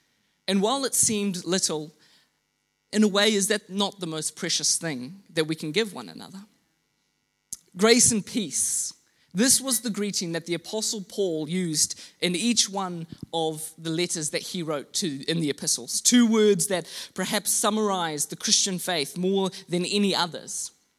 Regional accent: Mozambique; also born or lived in Kenya; Growing up in rural Mozambique, I was the son of missionaries. And so I grew up in Southeast Africa, in Mozambique. I was educated in Kenya.

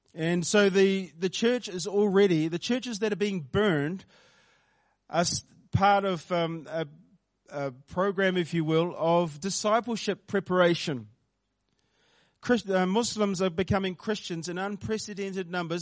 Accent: Porirua, Wellington, New Zealand; also born or lived in South Wairarapa; my earlier years were spent over in Porirua, um, Porirua East. I grew up in Cannons Creek, um, started life there.

